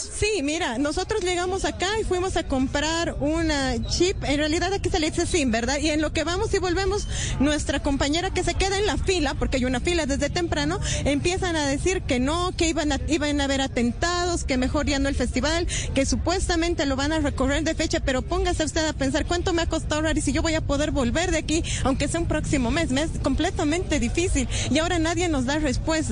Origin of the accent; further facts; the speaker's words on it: Bolivia; Yo soy boliviano